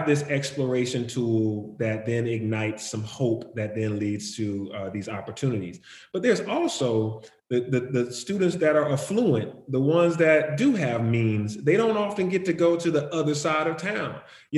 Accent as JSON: {"language": "English", "town": "Atlanta", "region": "Georgia", "country": "United States", "tie": "born or raised there", "said": "I grew up right here in Atlanta"}